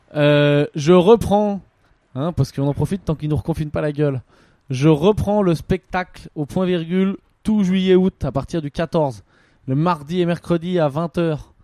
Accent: France; en tant que Français

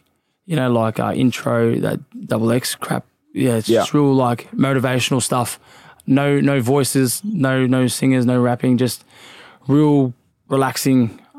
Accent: Craigieburn, Victoria, Australia; Oh, man, it was tough. If you couldn't fight, you wouldn't survive. But, look, back then, I actually went past it recently because I've moved, obviously, but it's like the city now.

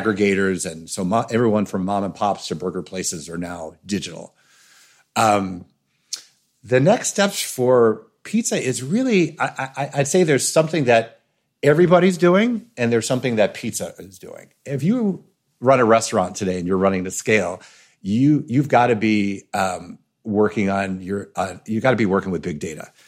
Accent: New York, United States; I grew up in New York, as a New Yorker eating pepperoni pizza my whole life

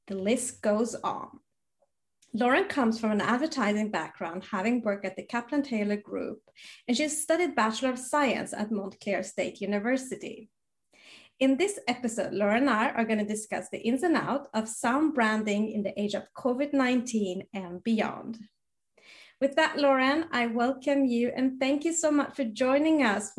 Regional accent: Sweden; growing up in Sweden

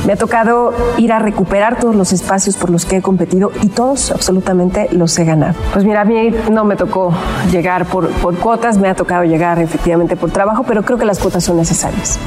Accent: Ecatepec, State of Mexico, Mexico; Yo vengo de Catepec, el oriente del estado

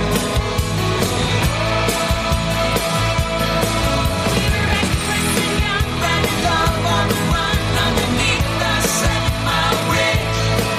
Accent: Mobile, Alabama, United States; I grew up in Mobile, 1.5, 2 hours from New Orleans

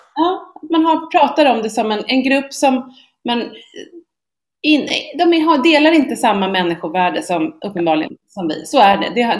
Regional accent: Sweden

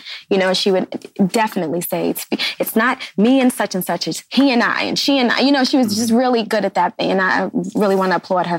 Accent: New York City, New York, United States; But I'm from Brooklyn, definitely.

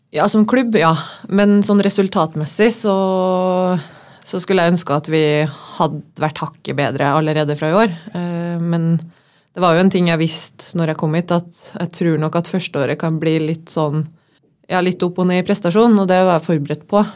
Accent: Trondheim, Trøndelag, Norway; also born or lived in Larvik / Levanger / Denmark; now in Molde, Norway; jeg er jo inntil fra Trondheim. Født i 1990

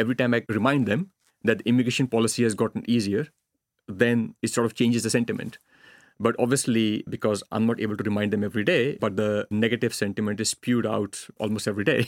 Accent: India; now in Finland; growing up in India, if you fail at something, the choice is no safety net

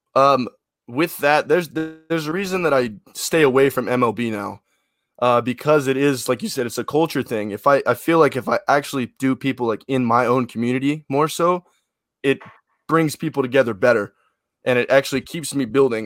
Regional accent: Memphis, Tennessee, United States; I'm from Memphis. Just, well, you know, Western Tennessee

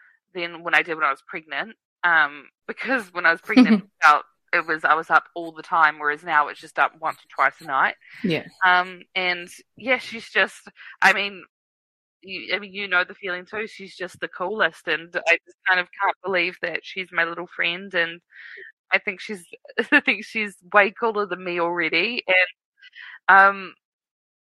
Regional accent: Wellington, New Zealand; now in Auckland, New Zealand; I'm from Wellington.

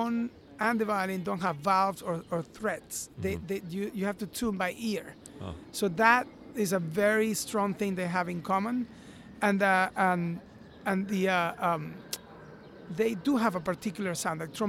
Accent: Venezuela; moved away as an adult; also born or lived in New York; I come from Venezuela, and I came to New York to study classical violin.

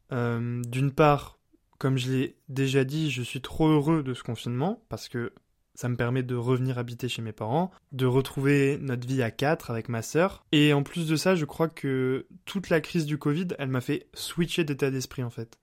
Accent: Bar-le-Duc, Grand Est, France; also born or lived in Paris / Nancy; pendant toute mon enfance et mon adolescence, on a vécu à Bar-le-Duc, qui est une, euh, une toute petite ville

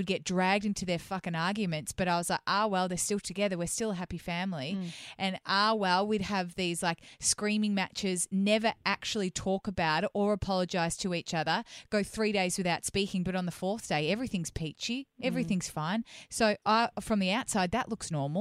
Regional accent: Melbourne, Victoria, Australia; moved away as an adult; I'm a Melbourne girl.

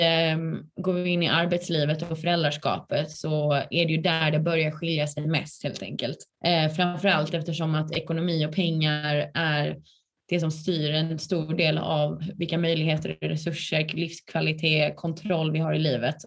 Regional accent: Skåne, Sweden; moved away as an adult; also born or lived in Lund; now in Stockholm, Sweden; Jag är från Skåne

